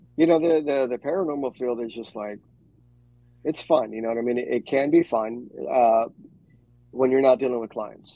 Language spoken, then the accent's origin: English; New York, United States; moved away; growing up in New York and my Afro Caribbean culture